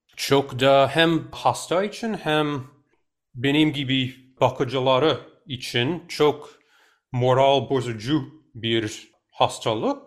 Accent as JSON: {"language": "Turkish", "region": "New York", "country": "United States", "tie": "born or raised there", "said": "ben çocukken biz New York'ta oturduk."}